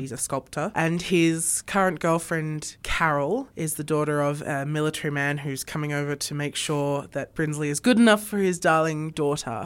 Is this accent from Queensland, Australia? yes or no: no; Sydney, New South Wales, Australia; moved away as an adult; now in Armidale, Australia; I grew up in Sydney.